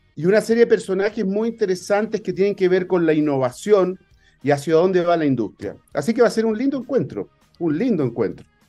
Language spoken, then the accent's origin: Spanish; Chile